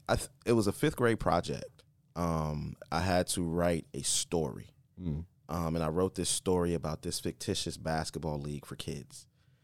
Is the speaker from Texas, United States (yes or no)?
no; Columbus, Ohio, United States; also born or lived in Akron / California / Colorado; Columbus, Ohio.